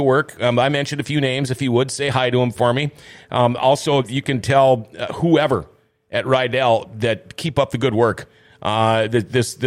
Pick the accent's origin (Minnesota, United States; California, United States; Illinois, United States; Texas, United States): Minnesota, United States; Thief River Falls; moved away; growing up, I'm from Thief River Falls